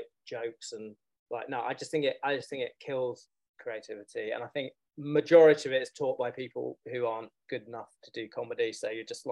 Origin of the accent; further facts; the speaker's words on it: London, United Kingdom; I am from London. I grew up in London.